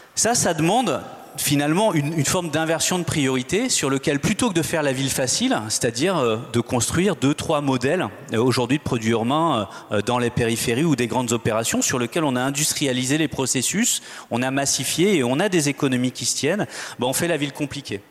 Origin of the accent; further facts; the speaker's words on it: Nantes, Pays de la Loire, France; Je suis nantais